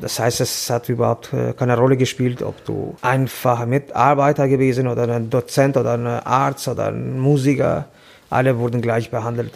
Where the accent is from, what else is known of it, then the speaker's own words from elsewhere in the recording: Tirana, Tirana County, Albania; German is a second language; moved away as an adult; now in Hamburg, Germany; ich komme aus Albanien, Tirana.